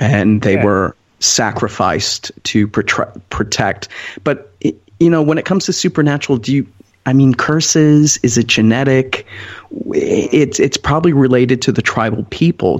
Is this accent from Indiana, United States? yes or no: no; northern Wisconsin, United States; I am from Hodag country, okay, way up north with all the lakes.